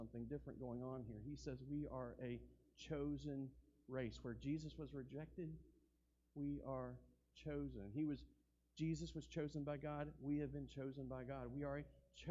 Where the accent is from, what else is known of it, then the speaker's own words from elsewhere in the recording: United States; I'm an American citizen.